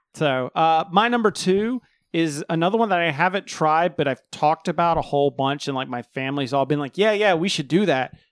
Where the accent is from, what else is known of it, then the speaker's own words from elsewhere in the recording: the South, United States; I was born and raised in the South